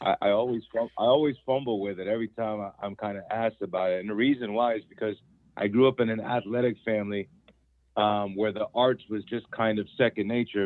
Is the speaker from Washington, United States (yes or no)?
yes; Federal Way, Washington, United States; we are the first black extended family of my hometown in Federal Way